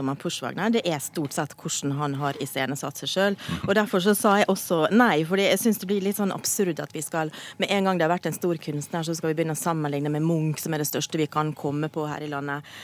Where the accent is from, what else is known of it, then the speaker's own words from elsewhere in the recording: Western Norway, Norway; also born or lived in Oslo; Jeg er vestlending mm. i kultur, lynne, humor